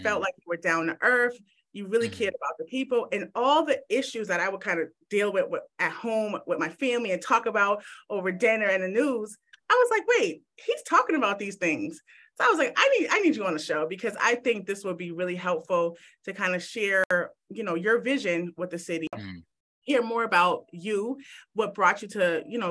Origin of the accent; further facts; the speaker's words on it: Boston, Massachusetts, United States; moved away as an adult; now in Brockton, United States; I'm from Boston. And so being from Boston, you know, I've kind of been stuck in my Boston ways, but I've lived in Brockton for about 8